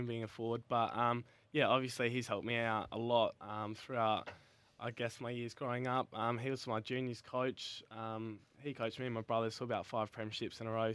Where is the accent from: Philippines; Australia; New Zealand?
Australia; Adelaide, South Australia; I'm from Adelaide